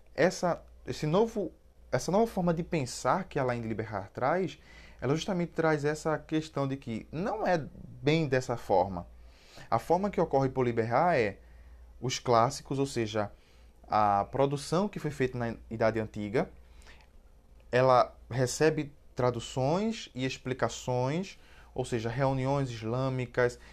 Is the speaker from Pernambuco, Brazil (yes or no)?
yes; Cabo de Santo Agostinho, Pernambuco, Brazil; Eu sou pernambucano, gente, e aí, pernambucano e cabense